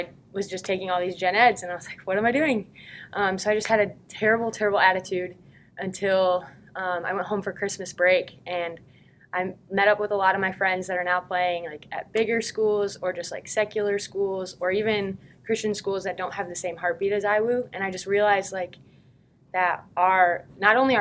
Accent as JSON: {"language": "English", "town": "Grand Rapids", "region": "Michigan", "country": "United States", "moved": "as an adult", "said": "I'm originally from Grand Rapids, Michigan. I went to a high school called Rockford"}